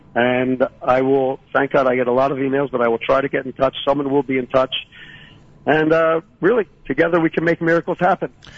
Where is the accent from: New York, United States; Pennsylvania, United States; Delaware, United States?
Pennsylvania, United States; Philadelphia; moved away as an adult; now in Shiloh, Israel; I was born in Philadelphia, and I made Aliyah in 1978.